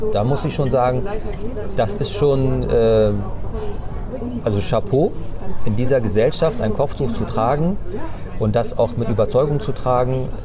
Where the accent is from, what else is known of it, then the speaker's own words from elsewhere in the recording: Bremen, Germany; first language Turkish; German is a second language; also born or lived in North Rhine-Westphalia; ich bin, ich bin Bremer. Ne? Ich bin zwar in Nordrhein-Westfalen geboren, aber ich kann mich gar nicht an NRW erinnern. Ich bin zwei Jahren gekommen. Ich bin Bremer.